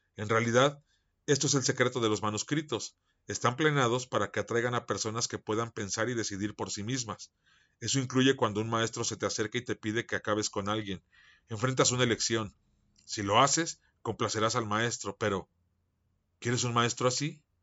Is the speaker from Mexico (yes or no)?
yes; Mexico; yo soy mexicano